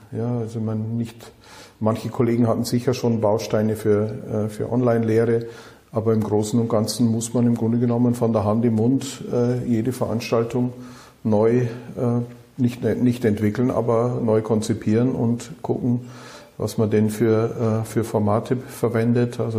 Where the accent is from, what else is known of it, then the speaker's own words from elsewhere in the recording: Bavaria, Germany; now in Düsseldorf, Germany; Natürlich komme ich aus dem wunderschönen Bayerischen Wald, äh, bin aber seit 1991 in Düsseldorf